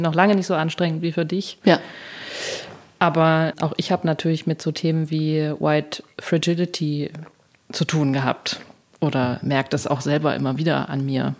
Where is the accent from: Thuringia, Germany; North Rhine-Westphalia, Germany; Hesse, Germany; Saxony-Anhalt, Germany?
Thuringia, Germany; Also ich komme aus Thüringen.